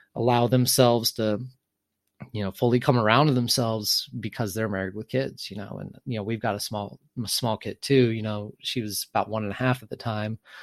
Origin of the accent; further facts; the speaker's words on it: Texas, United States; I am from the South, uh, small conservative town in Texas